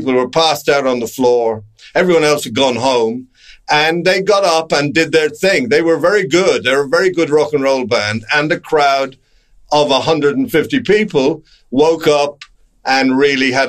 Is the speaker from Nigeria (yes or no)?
no; Ireland; I'm Irish. No, I'm Irish